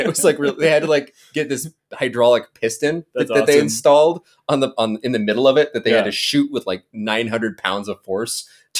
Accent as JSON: {"language": "English", "region": "the American West", "country": "United States", "tie": "born or raised there", "said": "I guess I was raised in the American West watching a lot of Westerns"}